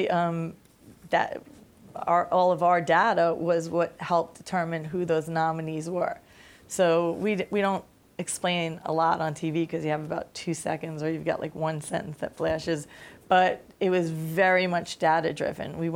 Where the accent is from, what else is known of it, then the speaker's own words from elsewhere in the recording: Staten Island, New York, United States; I come from Staten Island. My accent was way thicker back in the day.